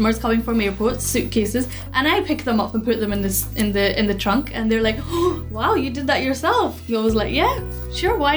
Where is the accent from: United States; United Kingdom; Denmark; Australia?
United Kingdom; Edinburgh, Scotland; I'm from Edinburgh, born and bred